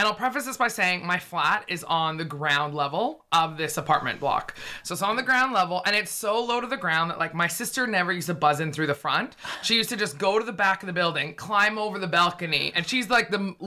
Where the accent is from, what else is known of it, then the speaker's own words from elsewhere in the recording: Vancouver, British Columbia, Canada; moved away as an adult; also born or lived in Toronto; now in London, United Kingdom; I'm from Vancouver